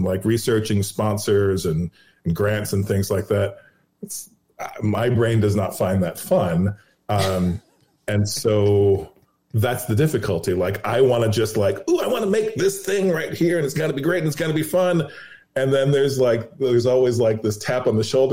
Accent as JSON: {"language": "English", "town": "Los Angeles", "region": "California", "country": "United States", "also_born_or_lived": "New York", "moved": "yes", "lives_now": "New Orleans, United States", "said": "that's where I'm from Los Angeles. I escaped Los Angeles to New York, and then I escaped New York to come here."}